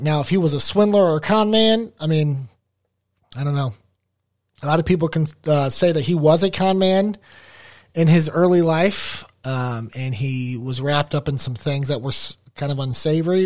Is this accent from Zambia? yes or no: no; United States; I'm an American, American white guy